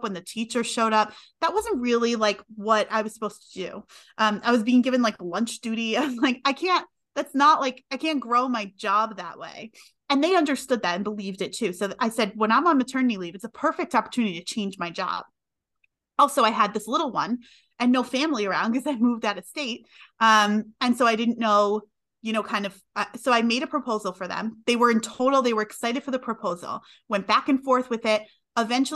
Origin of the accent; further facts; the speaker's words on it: New York, United States; moved away as an adult; also born or lived in Connecticut; We're from New York originally